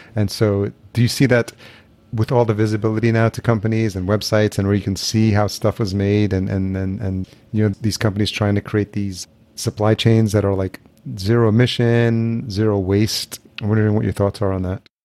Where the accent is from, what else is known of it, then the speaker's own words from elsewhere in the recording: Yonkers, New York, United States; also born or lived in El Salvador / Los Angeles / Atlanta; now in Minneapolis, United States; I was born in El Salvador. And then I, but I came here when I was a year old and then grew up in Yonkers, New York, which is just outside New York City